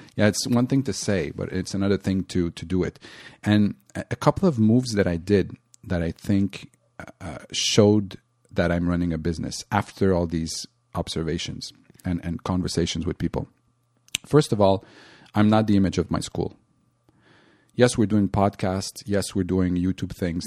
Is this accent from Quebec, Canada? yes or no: yes; Montreal, Quebec, Canada; I'm from Montreal